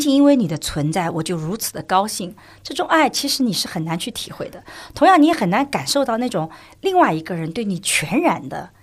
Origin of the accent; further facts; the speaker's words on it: China; 我们中国人的传统就是要，要自谦嘛